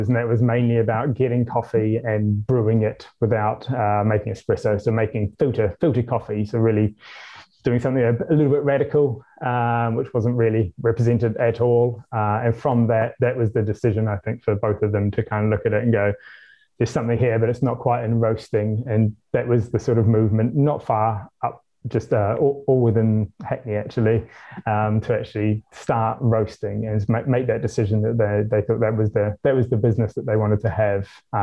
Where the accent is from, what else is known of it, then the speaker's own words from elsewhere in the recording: New Zealand; now in London, United Kingdom; I'm from New Zealand